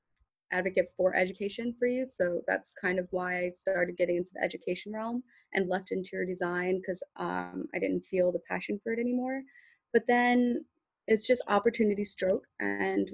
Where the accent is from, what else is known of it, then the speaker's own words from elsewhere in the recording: Philadelphia, Pennsylvania, United States; I grew up in North Philly. I grew up in Northern Liberties before it became Northern Liberties and it was just North Philly.